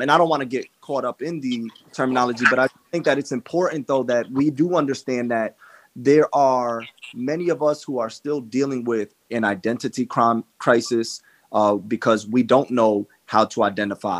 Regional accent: New York City, New York, United States; I was born in Washington Heights to a Dominican, Haitian mother and a Cuban father. I was not raised by them. I was raised by my Haitian Dominican grandmother

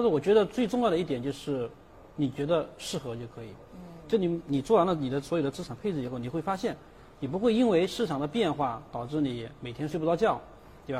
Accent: China; 我们中国人

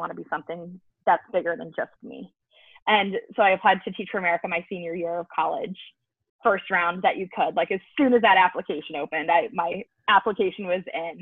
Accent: Manhattan Beach, California, United States; now in New Orleans, United States; I grew up in Southern California, in a suburb of Los Angeles, Manhattan Beach, California.

